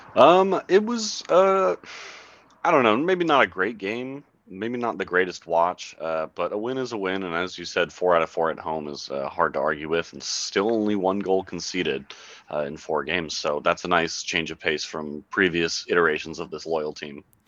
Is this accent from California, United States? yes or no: yes; Bay Area, California, United States; growing up in the Bay Area